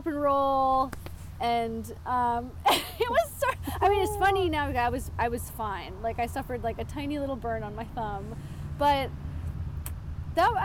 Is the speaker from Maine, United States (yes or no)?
yes; Yarmouth, Maine, United States; I grew up in Yarmouth, so it really feels like kind of a singular spot